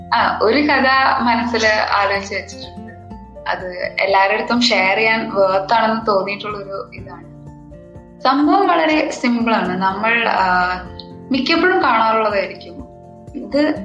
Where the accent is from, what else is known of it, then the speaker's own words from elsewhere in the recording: Ernakulam, Kerala, India; ഞാൻ എറണാകുളത്ത് നിന്നാണ്